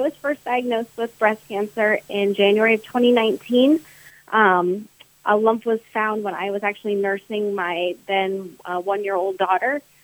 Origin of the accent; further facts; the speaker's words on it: Wellington, Florida, United States; now in Jupiter, United States; I grew up in Wellington.